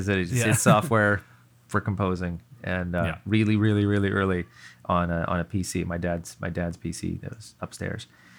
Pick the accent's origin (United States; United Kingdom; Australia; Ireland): United States; California; also born or lived in East Coast; So I'm from the East Coast, but then around fourth grade, I moved out to Northern California, and I was there through the end of high school.